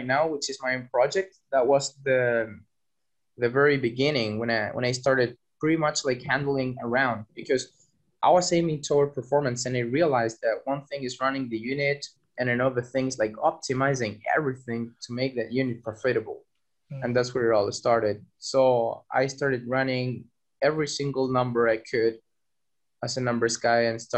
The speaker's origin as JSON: {"language": "English", "country": "Chile", "moved": "as an adult", "lives_now": "Berlin, Germany", "said": "I'm from Chile, South America"}